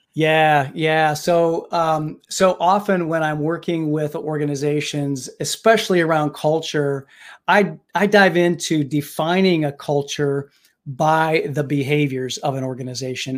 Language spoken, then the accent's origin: English; Indiana, United States; now in Pittsburgh, United States; I actually was born and raised in Indiana